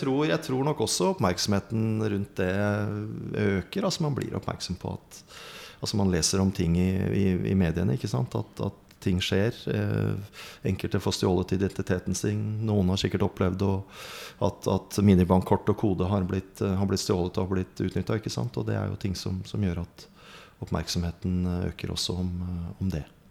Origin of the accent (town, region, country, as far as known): Lardal, Vestfold, Norway; born or raised there